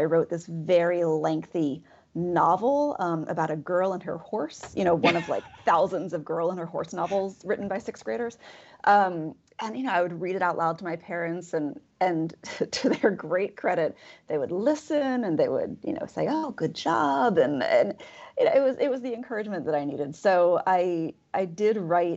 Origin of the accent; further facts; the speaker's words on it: Delaware, United States; moved away as an adult; also born or lived in Pennsylvania / Ohio / Missouri; now in Starkville, United States; I was born in Delaware, and I grew up there